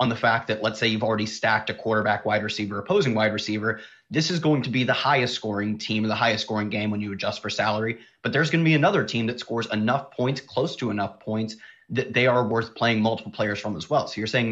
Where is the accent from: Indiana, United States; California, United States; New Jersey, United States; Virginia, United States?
Virginia, United States; moved away; also born or lived in Ohio; I grew up in Virginia. Then I moved to Ohio. My family's from PA